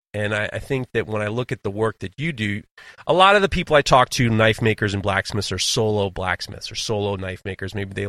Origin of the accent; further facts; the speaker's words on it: New York City, New York, United States; also born or lived in Hudson Valley, United States; growing up in New York City, but also in the Hudson Valley, hunting was such a big part of our lives.